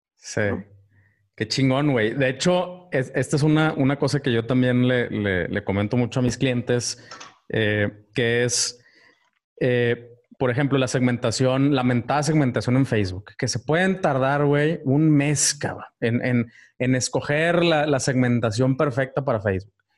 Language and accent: Spanish; Ciudad Victoria, Tamaulipas, Mexico; moved away; mi pueblo natal